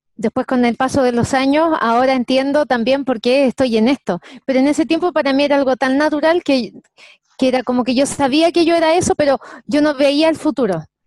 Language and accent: Spanish; Santiago, Santiago Metropolitan Region, Chile; also born or lived in Viña del Mar; Nací en Santiago, soy de, original de Santiago de Chile. Eh, me crié aquí en Santiago de Chile.